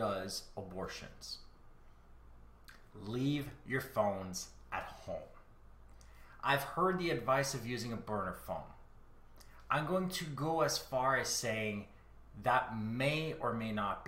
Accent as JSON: {"language": "English", "country": "Canada", "said": "I am Canadian."}